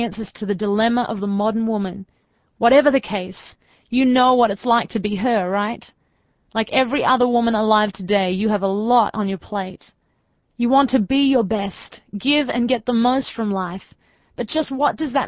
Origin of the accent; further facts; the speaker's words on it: Australia; moved away; I'm originally from Australia